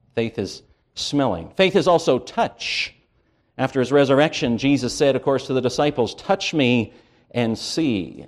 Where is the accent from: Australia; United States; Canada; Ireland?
Canada; I grew up in Canada.